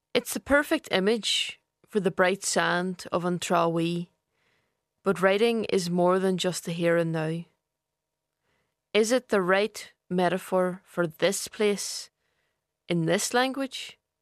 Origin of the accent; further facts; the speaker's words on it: East Donegal, Ulster, Ireland; I'm from Donegal. The Lagan region of East Donegal, to be exact about it